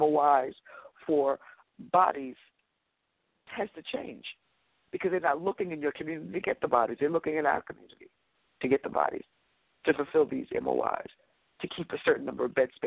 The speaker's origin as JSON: {"language": "English", "town": "New York City", "region": "New York", "country": "United States", "said": "as a New Yorker"}